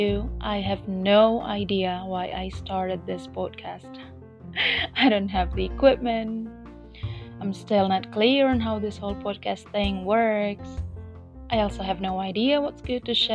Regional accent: Indonesia; first language Indonesian; English is a second language; I will mostly speak in English and sometimes in Bahasa Indonesia as well, my native language

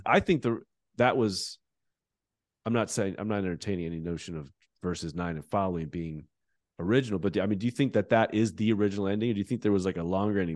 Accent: United States; as an American evangelical

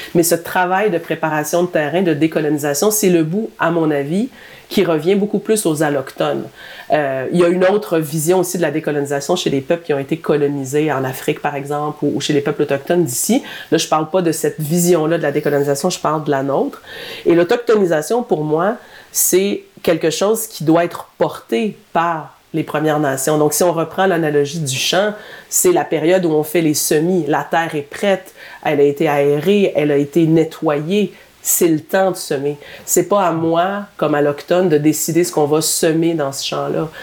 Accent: Drummondville, Quebec, Canada; je suis native de Drummondville

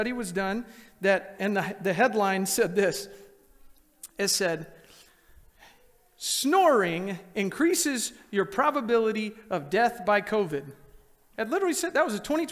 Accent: Texas, United States; moved away; where I grew up in Texas

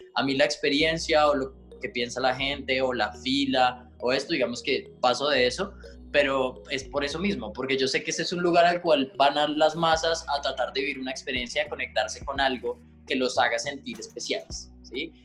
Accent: Colombia; como colombianos

